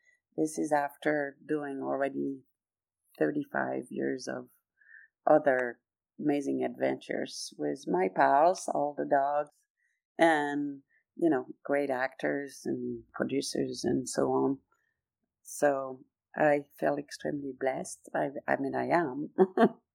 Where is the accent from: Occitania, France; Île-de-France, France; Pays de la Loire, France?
Île-de-France, France; Paris; English is a second language; moved away as an adult; now in Los Angeles, United States; I grew up in Paris